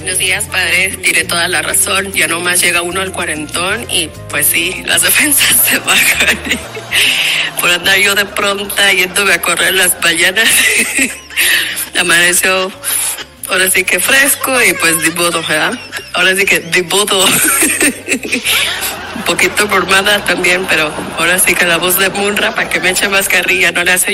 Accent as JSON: {"language": "Spanish", "region": "Michoacán", "country": "Mexico", "said": "soy de Michoacán. Arriba Michoacán"}